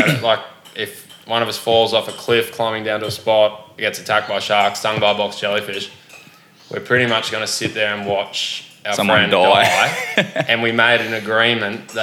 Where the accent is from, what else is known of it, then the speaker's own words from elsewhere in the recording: Mackay, Queensland, Australia; also born or lived in Mullumbimby, New South Wales; originally I was born in Mullumbimby in northern New South Wales. My family moved to Mackay when I was probably like... I don't even know how old I was. I was a little kid.